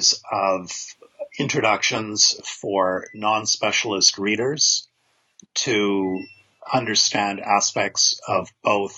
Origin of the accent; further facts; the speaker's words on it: Canada; I'm a Canadian biblical scholar